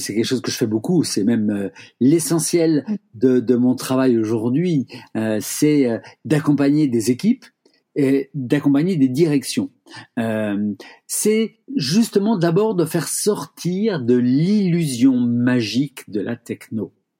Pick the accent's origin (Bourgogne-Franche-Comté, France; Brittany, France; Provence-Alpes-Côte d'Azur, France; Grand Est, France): Brittany, France; Rennes; je suis rennais